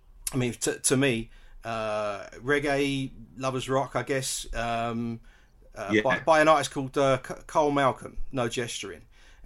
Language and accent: English; Stratford, London, United Kingdom; And I'm originally from Stratford, and then you know you got so many other with Shut Up and Dance and Hype and that kind of that ushered in that breakbeat style of music from East London.